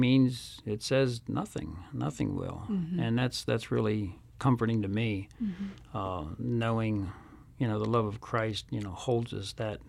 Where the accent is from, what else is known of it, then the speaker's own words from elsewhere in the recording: Pennsylvania, United States; moved away; I'm originally from Pennsylvania, so we're pretty close.